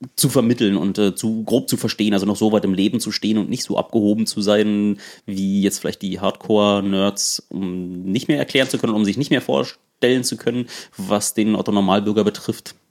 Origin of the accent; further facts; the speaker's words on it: East Germany, Germany; ich komme auch aus dem Osten